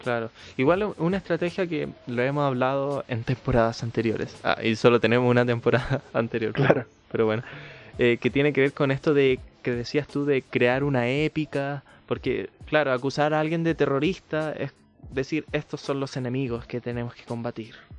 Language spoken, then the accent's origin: Spanish; Santiago, Santiago Metropolitan Region, Chile; como santiaguino